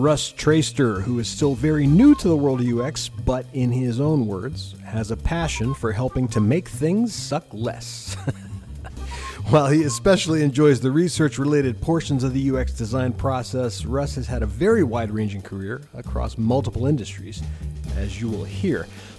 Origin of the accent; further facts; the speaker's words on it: Ohio, United States; now in Maryland, United States; I grew up in Ohio, so I'm used to snow from like, you know, November until, I don't know, April.